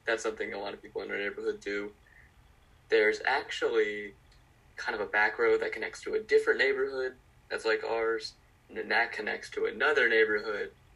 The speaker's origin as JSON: {"language": "English", "town": "North Augusta", "region": "South Carolina", "country": "United States", "said": "I'm from North Augusta, South Carolina"}